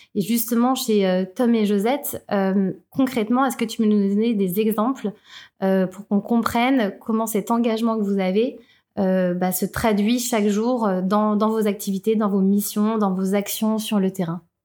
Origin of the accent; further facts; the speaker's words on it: Thonon-les-Bains, Auvergne-Rhône-Alpes, France; dans ma ville natale, tenons les mains